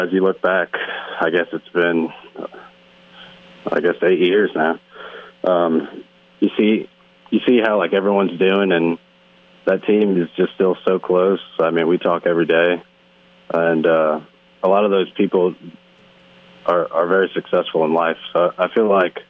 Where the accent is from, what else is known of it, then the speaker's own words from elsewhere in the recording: New Jersey, United States; moved away as an adult; growing up in New Jersey